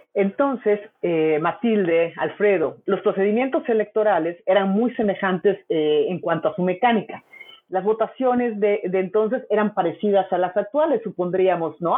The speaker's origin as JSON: {"language": "Spanish", "country": "Mexico"}